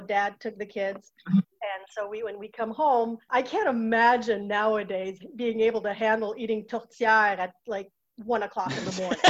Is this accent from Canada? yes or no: yes; Châteauguay, Quebec, Canada; moved away as an adult; now in Manchester, United States; I'm born in Chateauguay on the southwest shore of Montreal